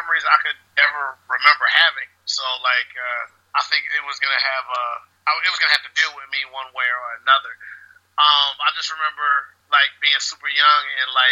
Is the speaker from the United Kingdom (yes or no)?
no; Augusta, Georgia, United States; My hometown is Augusta, Georgia, here in the United States